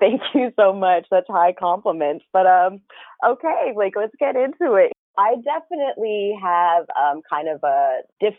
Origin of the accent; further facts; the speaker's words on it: United States; also born or lived in Washington, D.C.; I grew up out here in Pennsylvania, in California, and my dad and second mom were always on the East Coast, outside of primarily outside of the DC area, which is where I was born.